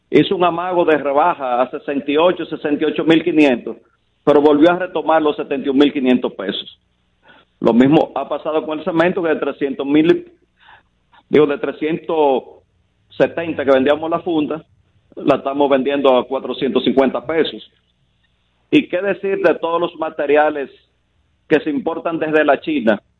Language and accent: Spanish; Dominican Republic; nosotros como República Dominicana